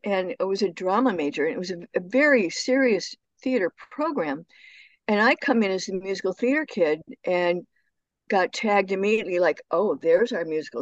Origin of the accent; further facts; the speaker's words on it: Barrington, Illinois, United States; moved away as an adult; also born or lived in Washington, D.C.; my hometown was 45 minutes northwest of Chicago.